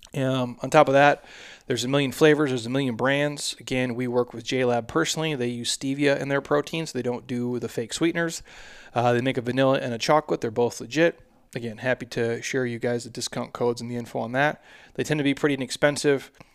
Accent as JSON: {"language": "English", "area": "by the Mississippi River", "region": "Midwest", "country": "United States", "tie": "born or raised there", "said": "I'm from the Midwest."}